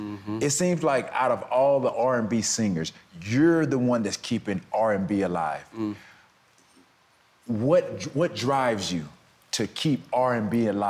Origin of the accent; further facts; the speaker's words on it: the South, United States; I'm from the South